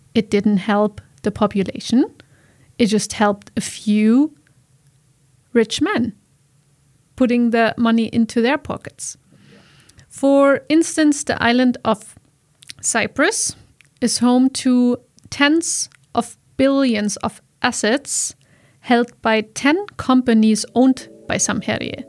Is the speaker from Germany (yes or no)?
yes; Germany; English is a second language; now in Iceland; in my home country in Germany